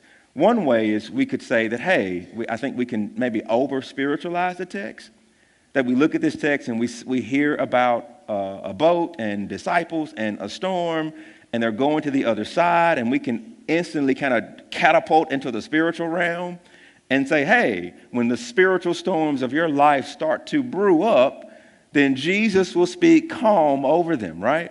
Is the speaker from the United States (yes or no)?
yes; Jackson, Mississippi, United States; we live in Jackson, and I'm from Jackson, born and raised here.